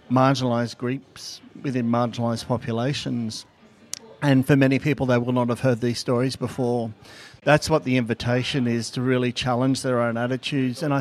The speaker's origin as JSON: {"language": "English", "region": "New South Wales", "country": "Australia", "first_language": "Gathang", "second_language": "English", "said": "So, um, and uh, from the Worimi. So, first thing I'll do is welcome you in my native language of Gathang."}